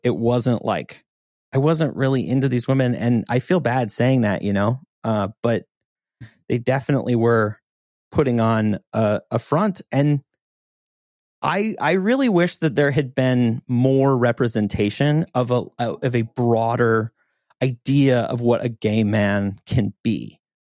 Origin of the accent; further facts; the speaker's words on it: Montana, United States; moved away; growing up in Montana